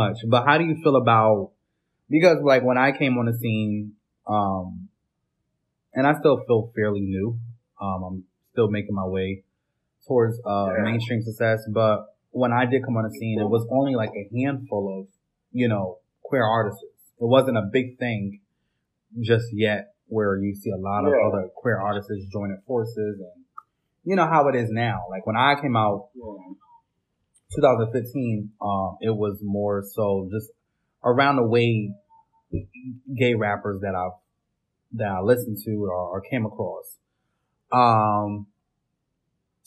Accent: Connecticut, United States; I'm from Connecticut

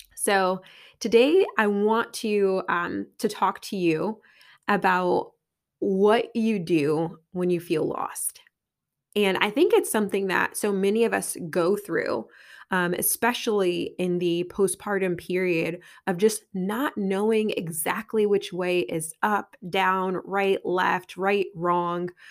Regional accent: Connecticut, United States; I'm from Connecticut

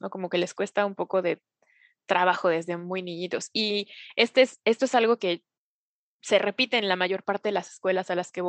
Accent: Vancouver, British Columbia, Canada; yo soy nacido y crecido aquí en Vancouver

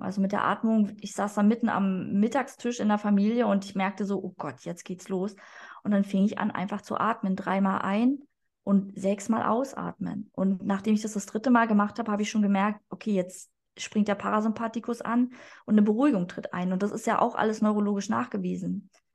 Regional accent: Berlin, Germany; also born or lived in Hamburg; ich komme eigentlich aus Berlin

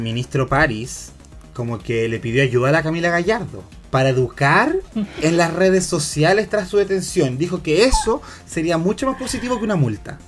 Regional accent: Santiago, Santiago Metropolitan Region, Chile; yo vengo de colegio católico de Independencia

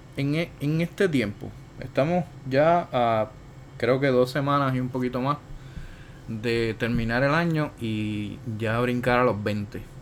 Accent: Puerto Rico; nosotros como puertorriqueños

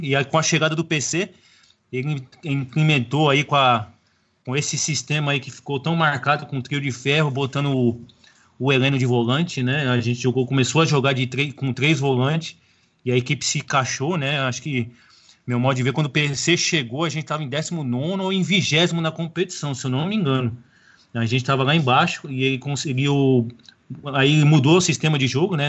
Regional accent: São Paulo, Brazil; now in Fortaleza, Brazil; todo mundo sabe que eu sou paulista, né? Mas moro em Fortaleza

